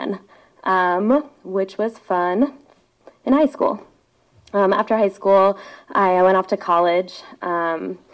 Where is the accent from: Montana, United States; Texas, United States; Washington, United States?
Washington, United States; Seattle; I grew up on Queen Anne. I'm a Seattle kid